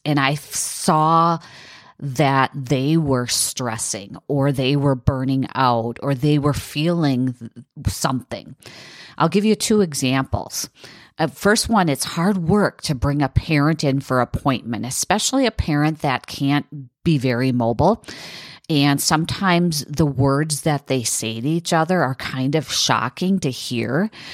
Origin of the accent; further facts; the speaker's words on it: south of Green Bay, Wisconsin, United States; from my hometown in, in south, south of Green Bay to Milwaukee